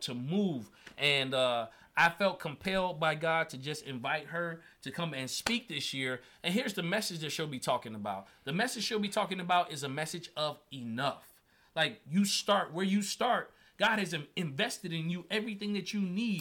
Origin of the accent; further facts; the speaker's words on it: Indiana, United States; I'm from Indiana, I'm a Indiana boy.